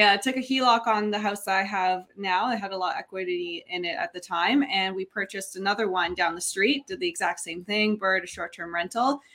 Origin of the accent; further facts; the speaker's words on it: Niagara, Ontario, Canada; I'm born and raised in Niagara